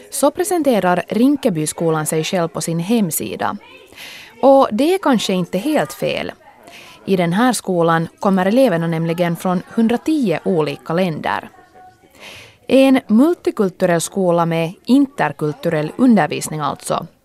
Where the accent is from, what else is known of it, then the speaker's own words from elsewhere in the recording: United States; Swedish is a second language; Jag kommer från Amerika.